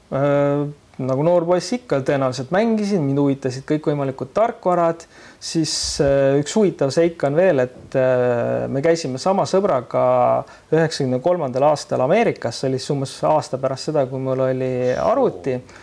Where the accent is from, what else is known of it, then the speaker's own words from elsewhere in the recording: Keila, Harju County, Estonia; mina olen Keilast pärit